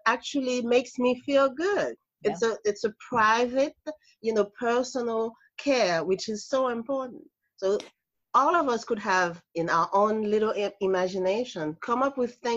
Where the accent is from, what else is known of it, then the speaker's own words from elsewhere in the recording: Haiti; moved away as an adult; I am from Haiti, and I immigrated here about 40 years ago. And I went to school here, I mean, to college here.